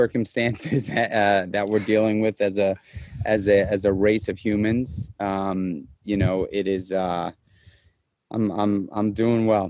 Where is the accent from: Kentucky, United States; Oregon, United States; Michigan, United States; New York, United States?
New York, United States; New York City; moved away as an adult; also born or lived in Los Angeles; now in Upstate New York, United States; I'm a born and raised New York City guy. So I was born and raised in Manhattan.